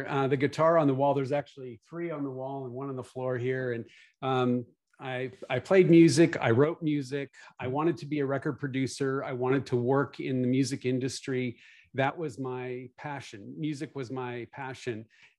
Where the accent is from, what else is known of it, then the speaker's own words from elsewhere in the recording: Canada; also born or lived in West Coast; now in Nashville, United States; I'm Canadian, so if you hear funny accent, it's a combination of where I live now in Nashville plus Canada plus living on the West Coast for a while.